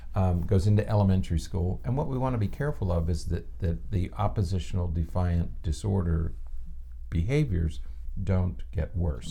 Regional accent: the North, United States; moved away; I grew up in the North

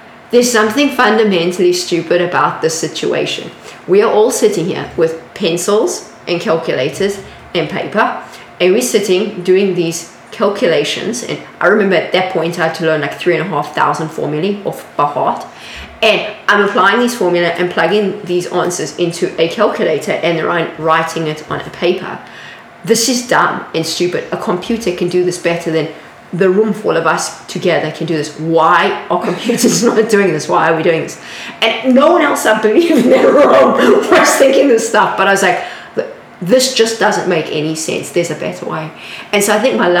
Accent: South Africa; moved away as an adult; now in San Francisco, United States; I was conveying it in a South African way

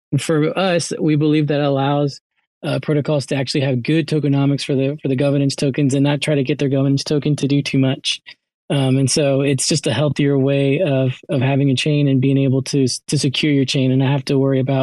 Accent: United States; My family is from El Salvador, and so I was born in the United States

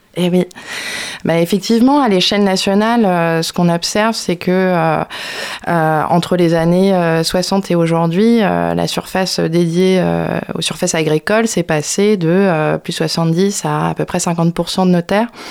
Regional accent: Brittany, France; je suis bretonne. Bretonne.

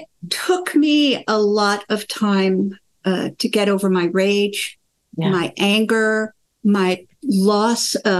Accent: United States; also born or lived in Sweden; My mother brought me to America. I was born in Sweden. I lived there for 3.5 years

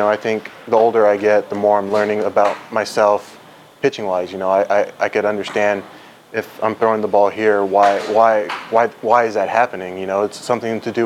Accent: United States; moved away as an adult; now in South Korea; I'm American

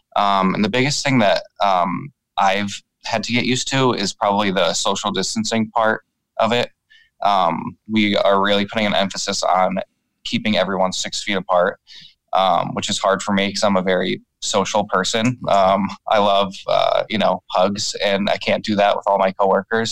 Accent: New York, United States; we're both from New York

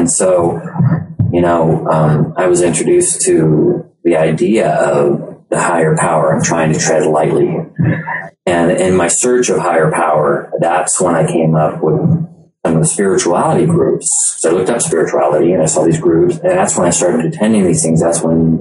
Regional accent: Loomis, California, United States; I grew up here in Loomis

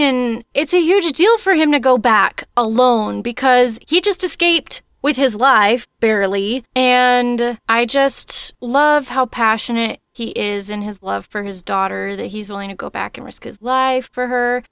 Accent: Texas, United States; I'm from Texas

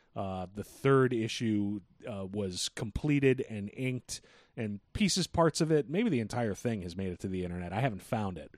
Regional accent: United States

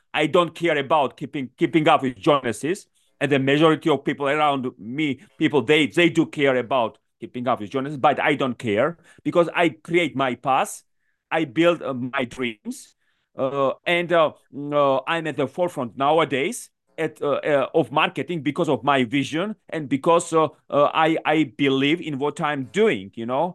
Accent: Georgia; moved away as an adult; also born or lived in Washington, D.C., United States / New York City, United States / London, United Kingdom; I come from Georgia, actually, from the country

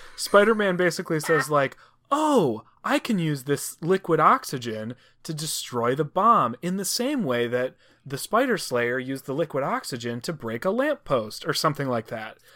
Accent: Cleveland, Ohio, United States; my hometown of Cleveland.

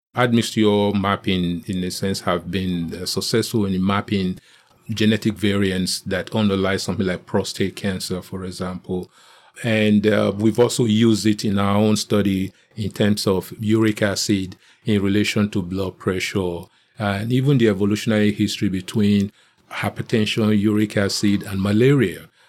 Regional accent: Nigeria; moved away as an adult; now in United States; I grew up in Nigeria

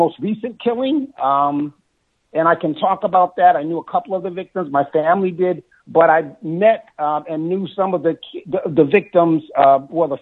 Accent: Buffalo, New York, United States; I grew up in Buffalo, all over the city

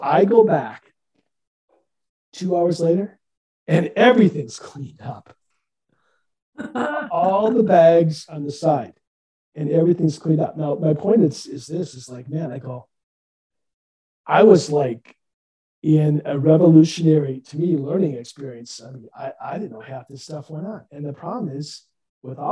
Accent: Midwest, United States; moved away; I'm from Midwest initially

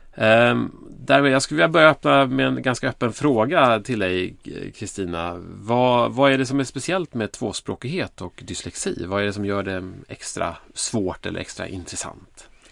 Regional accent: Sweden; vi som svenskar

